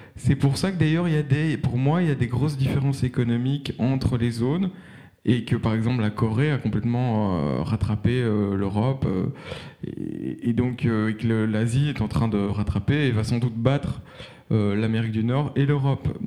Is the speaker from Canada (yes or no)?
no; Brussels, Brussels-Capital Region, Belgium; je suis bruxellois